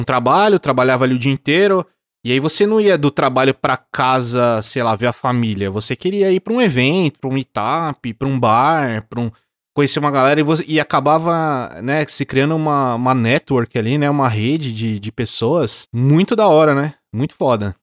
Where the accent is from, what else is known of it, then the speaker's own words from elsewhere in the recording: interior of São Paulo, Brazil; Eu sou do interior, também de São Paulo, não sou de São Paulo